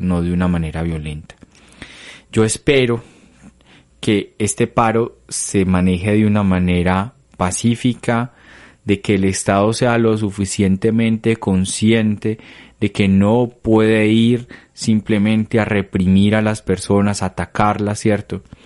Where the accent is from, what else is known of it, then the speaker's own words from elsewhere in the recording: Colombia; nosotros como colombianos